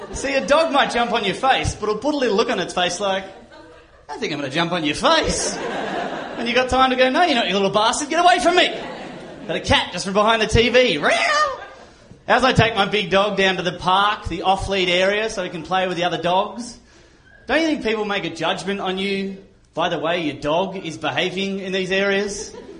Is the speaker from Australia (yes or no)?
yes; Australia; I'm from Australia